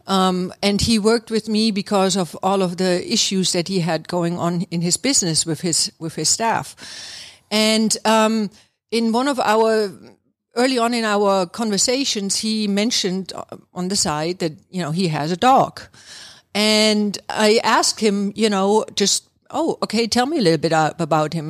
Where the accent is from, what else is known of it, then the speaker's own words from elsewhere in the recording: East Germany, Germany; moved away as an adult; now in Atlanta, United States; I'm actually from Germany, East Germany, to be exact. And I have been living here in the Atlanta area now for, um, almost twenty-seven years